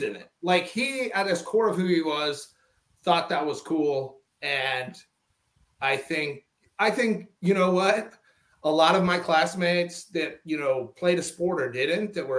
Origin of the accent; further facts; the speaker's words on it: North Dakota, United States; moved away as an adult; I'm a kid from North Dakota, like that grew up feeling like part of a greater family